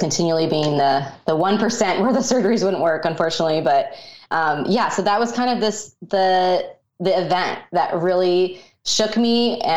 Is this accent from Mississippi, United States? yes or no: no; Colorado, United States; I grew up in Colorado, and that's kind of where my childhood was.